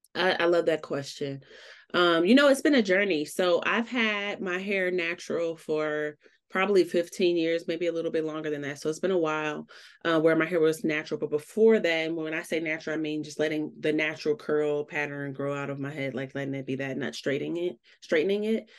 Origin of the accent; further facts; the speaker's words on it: Chicago, Illinois, United States; moved away as an adult; now in Colorado, United States; I'm originally from Chicago, which I always rep